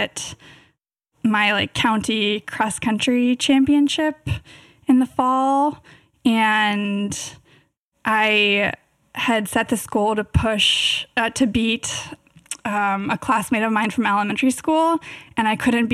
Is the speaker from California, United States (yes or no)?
yes; Davis, California, United States; I grew up in Davis, which is actually Bike City, USA